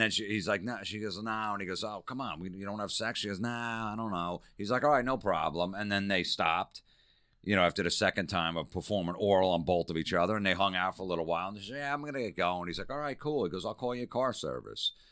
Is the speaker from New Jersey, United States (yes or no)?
yes; New Jersey, United States; growing up in Jersey